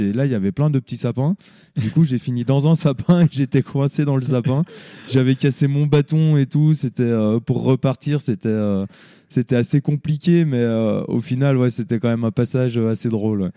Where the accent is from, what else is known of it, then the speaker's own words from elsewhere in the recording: Le Grand-Bornand, Auvergne-Rhône-Alpes, France; also born or lived in Annecy; je suis né euh, à Annecy, mais euh, j'ai toujours habité ici, au Grand Bornand. Donc, j'ai grandi ici